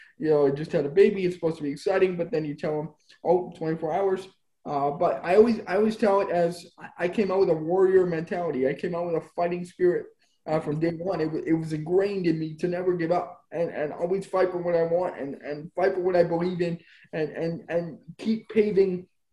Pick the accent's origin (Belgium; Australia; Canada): Canada; Spruce Grove, Alberta; also born or lived in Edmonton, Alberta; I'm born in Edmonton, Alberta. I grew up in Spruce Grove, Alberta, about 15 minutes west